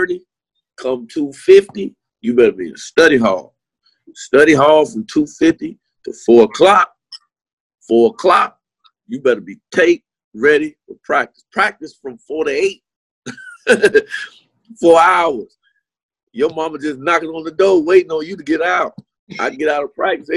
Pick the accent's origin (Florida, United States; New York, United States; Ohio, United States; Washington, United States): Florida, United States; Miami Gardens; a kid from Carroll City. You know, 27th Avenue, 183rd Street